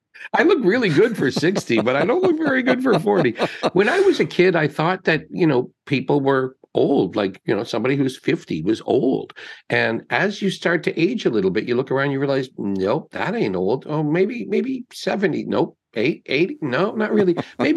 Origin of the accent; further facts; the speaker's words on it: North Bay, Ontario, Canada; I just always feel like I'm some kid from North Bay who got lucky and came down here